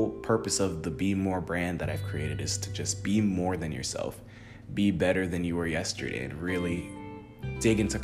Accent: Jamaica; also born or lived in United States; now in Tennessee, United States; I'm from Jamaica. I was born there and raised there. I moved to the United States when I was young.

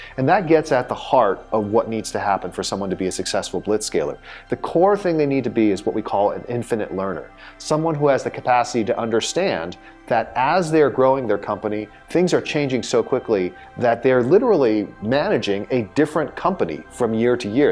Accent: Southern California, United States; also born or lived in Silicon Valley; I was actually born and raised in Southern California

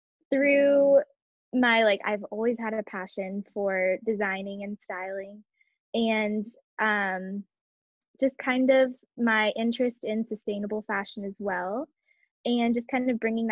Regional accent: Kansas, United States; moved away as an adult; also born or lived in San Diego, California; I was actually born and raised in Kansas, so I have some Midwest roots, but I moved to San Diego for school

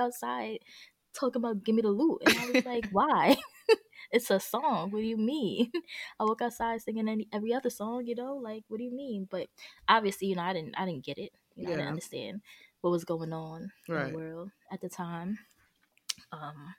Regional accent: New York City, New York, United States; I'm from Brooklyn, Williamsburg, to be exact

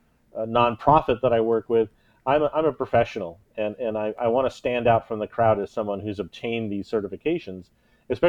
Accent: Kansas City, Missouri, United States; Kansas City is my hometown

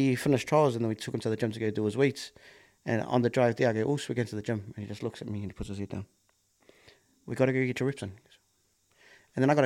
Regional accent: Auckland, New Zealand; growing up in Kelston

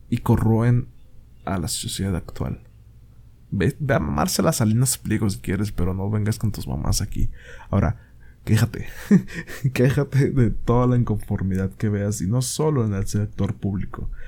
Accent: Mexico; Verga, soy mexicano, he ido al IMSS, y he tardado horas

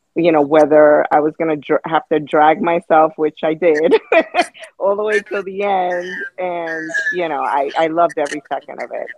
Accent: New York City, New York, United States; now in Florida, United States; I, from New York, I grew up in the Bronx

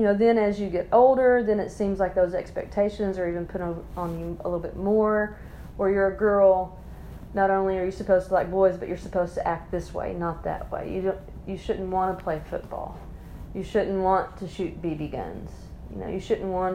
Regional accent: near Sheridan, Arkansas, United States; I grew up here in Arkansas in a conservative community, rural community outside of Little Rock, towards Sheridan, Arkansas.

